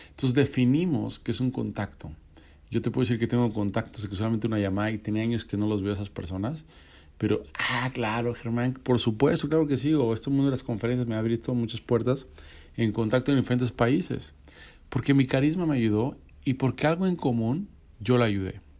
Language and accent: Spanish; Mexico City, Mexico; now in Cancún, Mexico; cuando yo a Cancún, yo no tenía eh, ninguna relación, ningún contacto, llegué como chilango.